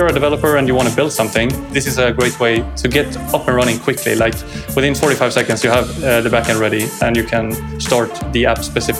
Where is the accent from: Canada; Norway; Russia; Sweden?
Sweden; from Sweden, living just outside Stockholm on the countryside